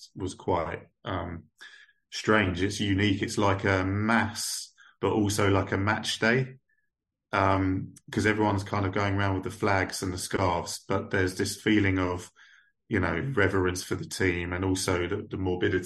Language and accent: English; England, United Kingdom; I kind of struggled as an English guy there